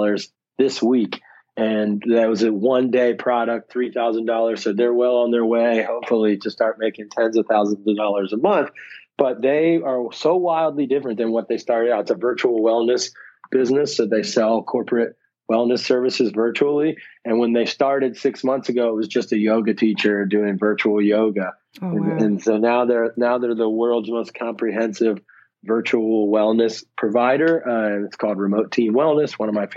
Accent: Ohio, United States; moved away; also born or lived in Dubai / San Francisco; I'm originally from Ohio, but I moved out of the country a long time ago

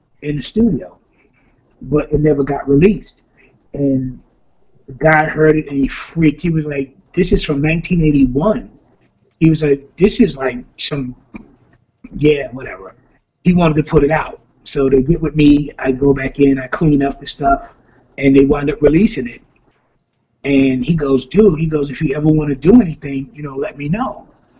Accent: New York City, New York, United States; we grew up together in the South Bronx

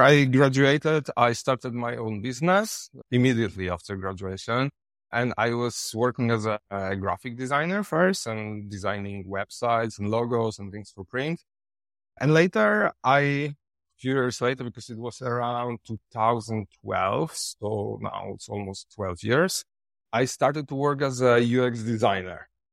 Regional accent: Poland; English is a second language; moved away as an adult; now in Thailand; I come from Poland, but now I live in Thailand since six years.

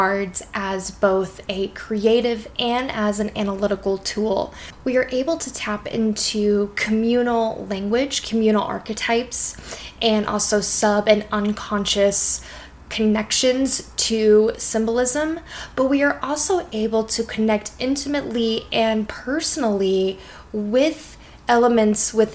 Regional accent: Colorado, United States; growing up in Colorado, being in the mountains

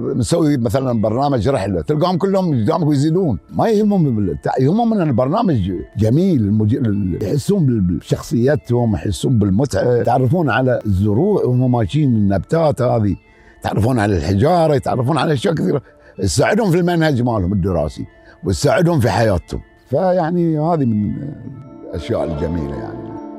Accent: Riffa, Southern Governorate, Bahrain; من مواليد طبعا الرفاع سنه 1953

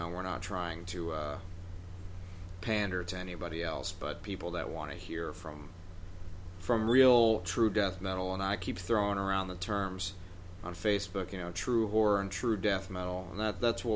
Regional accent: New York, United States; I'm fucking New Yorker

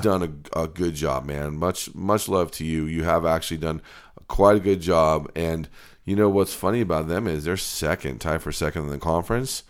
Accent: New Jersey, United States; now in Reno, United States; I grew up in New Jersey

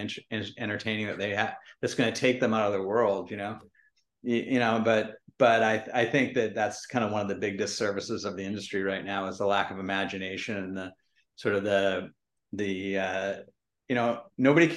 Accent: Vancouver, British Columbia, Canada; I grew up in Vancouver and Canada

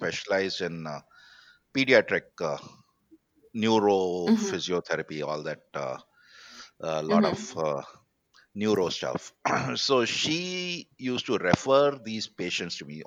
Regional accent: India; I bargained as any Indian

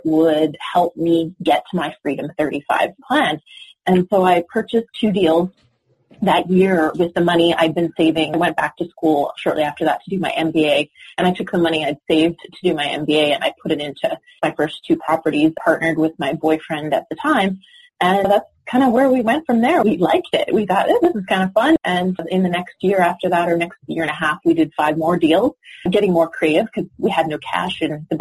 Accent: Canada; moved away as an adult; now in Los Angeles, United States; I'm Canadian. I actually just moved to Los Angeles

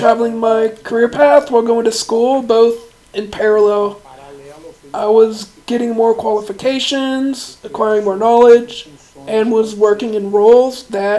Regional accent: Rio de Janeiro, Brazil; Yeah, Brandon, I'm originally from Rio. I was born in Rio de Janeiro.

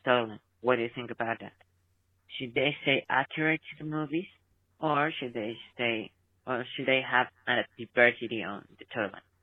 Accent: Mexico; I'm from Mexico

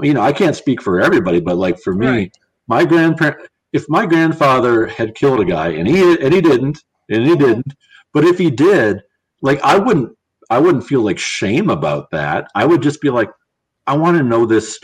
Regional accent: Wisconsin, United States; I am from Wisconsin, but I'm not from Milwaukee

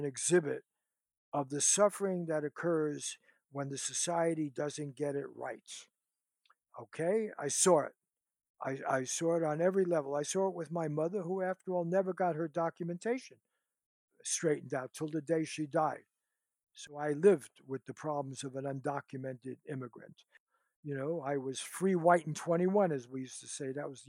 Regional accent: Bronx, New York, United States; now in Los Angeles, United States; I came from the Bronx, you know, to L.A. I've been through the public school systems, and I teach at a wealthy college now.

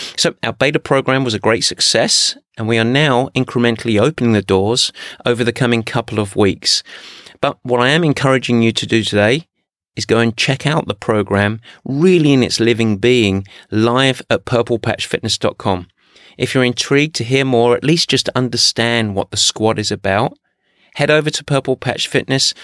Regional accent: England, United Kingdom; especially as I'm English

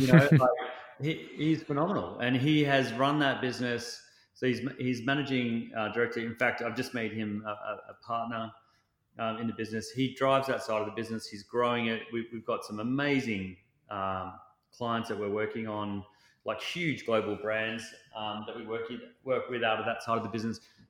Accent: Australia; as an Australian

